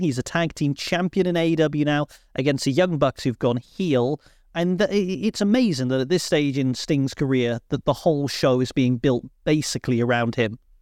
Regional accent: Cornwall, South West England, United Kingdom; as a Cornishman

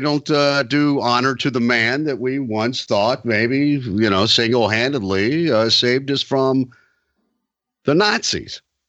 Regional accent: Deep South, United States; as children growing up in the Deep South

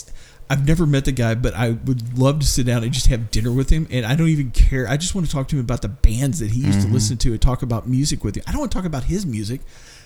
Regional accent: Kentucky, United States; moved away; I'm from Kentucky.

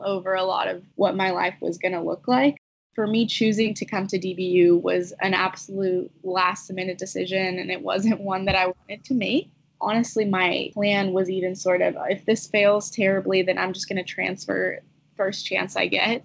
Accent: Houston, Texas, United States; now in Dallas, United States; I am currently living in Dallas. I grew up in Houston

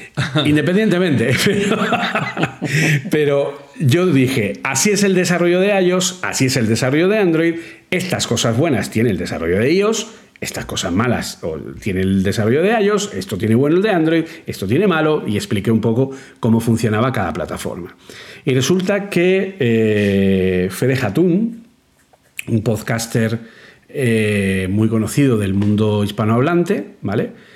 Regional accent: Granada, Andalusia, Spain; moved away as an adult; now in Madrid, Spain; cuando yo llegué a Madrid desde Granada

